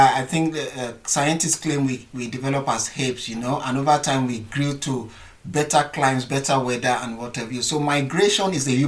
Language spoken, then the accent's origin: English; Nigeria; one of the things as a Nigerian or as Africans, that we're very resilient people. Our weather can be harsh sometimes, you know, the sun sometimes gets to 45 to 50 degrees and we still survive.